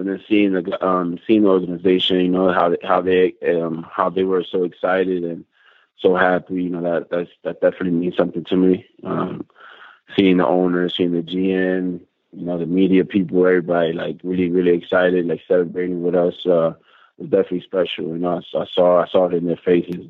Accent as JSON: {"language": "English", "region": "New York", "country": "United States", "tie": "born or raised there", "moved": "as an adult", "lives_now": "Jerusalem, Israel", "said": "New York, my hometown"}